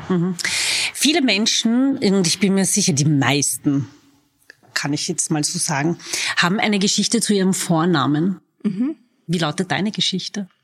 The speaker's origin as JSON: {"language": "German", "region": "Vienna", "country": "Austria", "tie": "born or raised there", "said": "Ich bin waschechte Wienerin"}